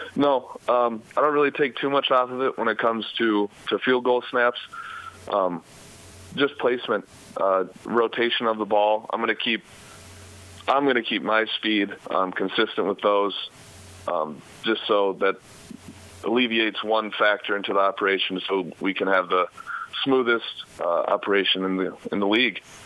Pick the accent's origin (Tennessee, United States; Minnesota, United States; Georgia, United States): Minnesota, United States; It's only about two and a half hours away from my my hometown in Minnesota